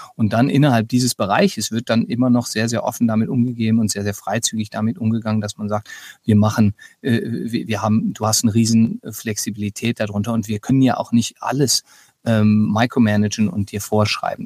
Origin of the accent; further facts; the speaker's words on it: Germany; now in United States; dass ich als Deutscher hier eben arbeite